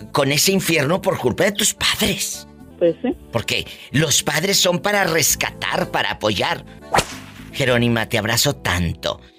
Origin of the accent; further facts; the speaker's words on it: Yago, Nayarit, Mexico; En Yago, Nayarit, mm, ponen aquí diva, ahí, es mi pueblo.